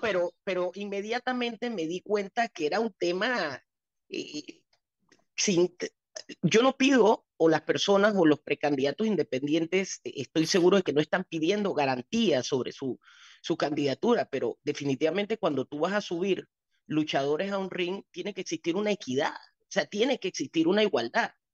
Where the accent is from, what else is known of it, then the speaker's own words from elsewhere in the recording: Panama; el país donde yo he crecido y donde he gastado hasta mi último centavo y donde nacieron mis hijas